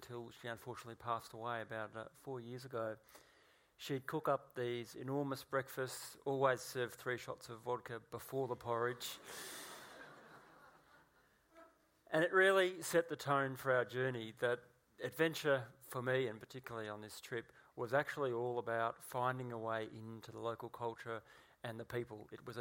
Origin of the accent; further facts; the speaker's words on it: Gippsland, Victoria, Australia; as a child growing up in Gippsland